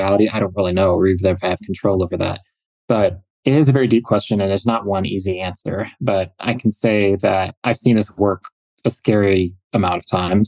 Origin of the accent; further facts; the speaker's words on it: Minneapolis, Minnesota, United States; I grew up in the Minneapolis metro in the 90s and 80s and 90s